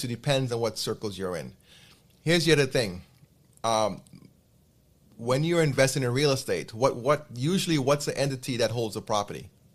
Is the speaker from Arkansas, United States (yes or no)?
no; New York, United States; I'm based in New York. This is my hometown